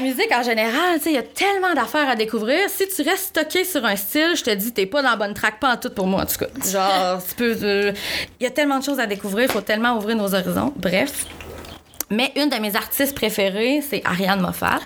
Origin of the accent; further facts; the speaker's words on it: Rouyn-Noranda, Quebec, Canada; je viens de Rouen, fait que le FME, ça fait partie de chaque année dans ma vie depuis que je suis toute petite